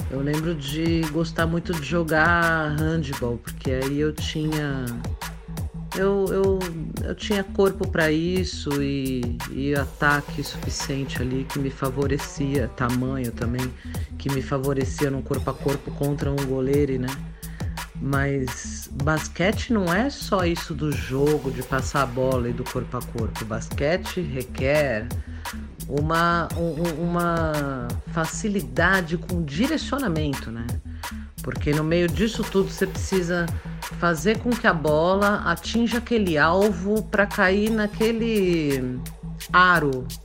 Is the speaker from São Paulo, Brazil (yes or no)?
yes; São Paulo, Brazil; Eu sou de São Paulo, desse caos. Eu sou sexóloga